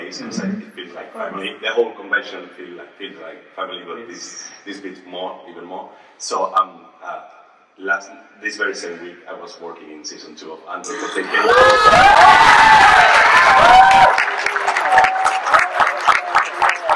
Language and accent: English; Canary Islands, Spain; a boy born and raised in the Canary Islands